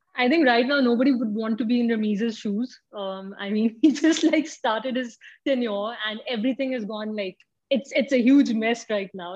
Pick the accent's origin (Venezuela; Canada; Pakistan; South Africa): Pakistan; as a Pakistani